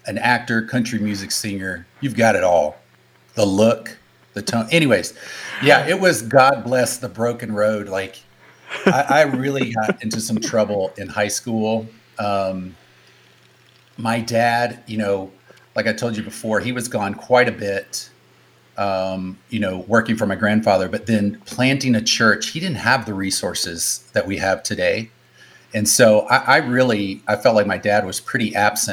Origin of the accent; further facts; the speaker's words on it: North Carolina, United States; also born or lived in Michigan; now in Bay Area, United States; I would say I'm from Michigan, but born, raised, grew up in the South, grew up in North Carolina